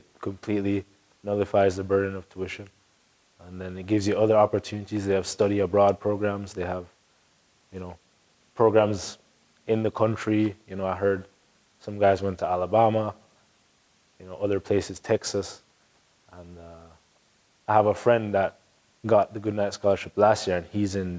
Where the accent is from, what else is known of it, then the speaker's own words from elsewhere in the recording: Jamaica; moved away; I'm Jamaican